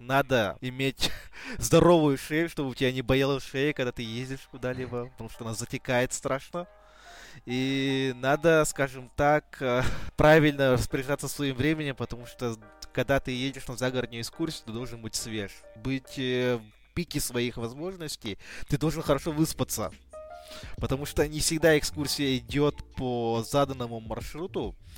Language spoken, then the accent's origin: Russian; Belaya Gora, Sakha Republic, Russia; now in Yakutsk, Russia; Я вырос на Белой горе, там река Индигирка.